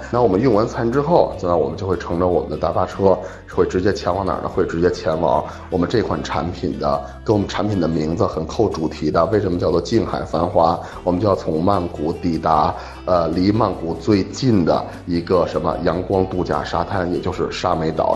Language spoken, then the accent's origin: Chinese; Beijing, China; 因为我是北京人，我是生活在，就是在北方嘛